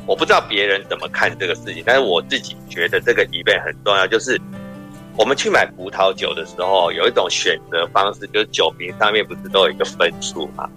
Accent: Taipei, Taiwan; 我是台北人嗯。可是我们家都是新竹的客家人，我的父母，到目前为止，我们在对话都还是讲客语

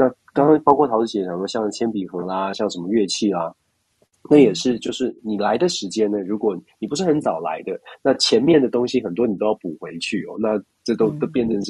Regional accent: Taiwan; moved away as an adult; now in United States; 就像我当年刚来美国的时候，虽然当时物价比较低，我们也是因为从台湾转换过来，我当时在台湾做记者，待遇还可以，我太太是会计师，待遇还可以。

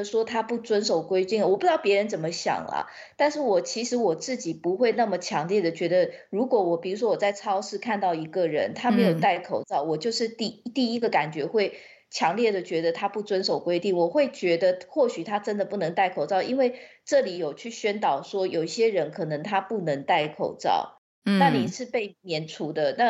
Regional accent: Taiwan; now in United Kingdom; 对，因为毕竟我在台湾长大嘛，

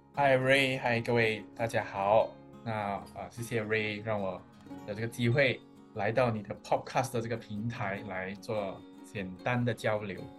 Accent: George Town, Penang, Malaysia; 我土生土长在马来西亚的一个小岛，叫做槟城

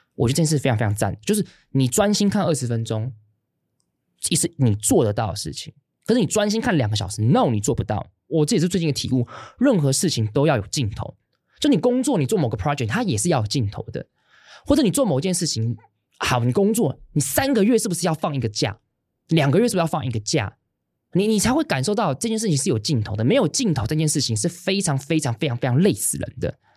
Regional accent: Hsinchu, Taiwan; 我自在新竹长大的，在我小学一年级的时候，因为我们家刚好住在这个文化中心借宿的地方的附近

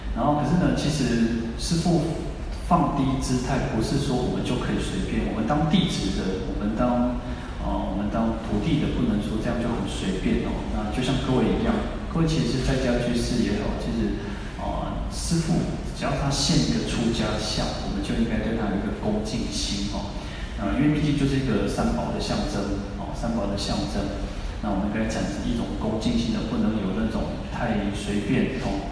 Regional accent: Taiwan; 我们的祖先，我们的千人制从福建来到台湾嘛

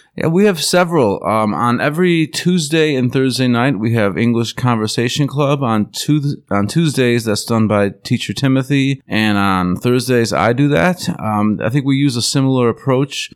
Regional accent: Buffalo, New York, United States; moved away as an adult; also born or lived in Alaska; now in Taiwan; I come from Buffalo, New York.

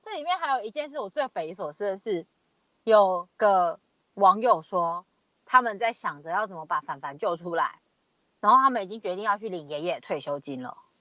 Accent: Taiwan; 其实我们很多人在台湾

